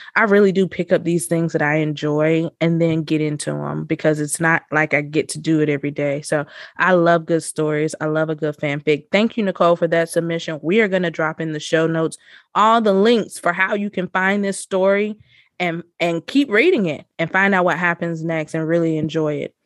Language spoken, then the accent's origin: English; the South, United States; We are from the South